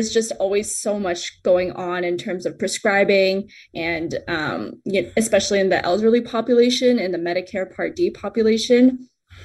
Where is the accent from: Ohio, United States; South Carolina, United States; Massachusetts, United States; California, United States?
California, United States; San Jose; moved away as an adult; now in Seattle, United States; grew up in San Jose, California